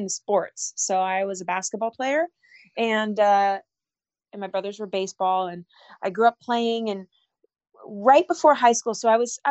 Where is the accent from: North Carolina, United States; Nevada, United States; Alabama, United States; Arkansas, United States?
Nevada, United States; Las Vegas; also born or lived in Southern California; I loved growing up here. I actually have had a really normal childhood